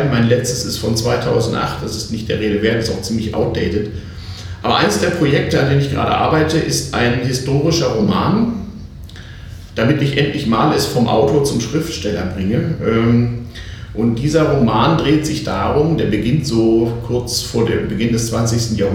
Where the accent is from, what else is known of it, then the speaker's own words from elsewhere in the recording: Hamburg, Germany; born there; Ich bin geboren in Hamburg, habe da aber nur zeitweise die ersten fünf Jahre meines Lebens verbracht, weil meine Eltern äh, entweder in England oder in Japan arbeiteten